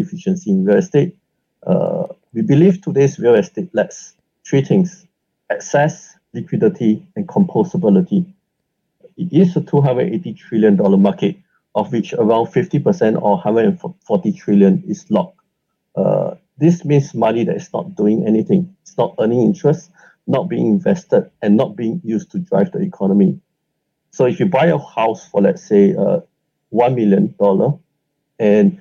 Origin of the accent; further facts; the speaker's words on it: Singapore; I grew up in Singapore.